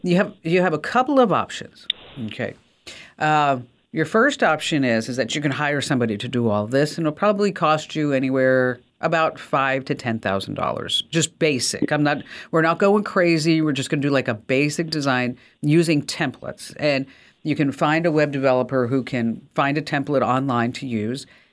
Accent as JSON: {"language": "English", "region": "New Jersey", "country": "United States", "said": "I'm from New Jersey."}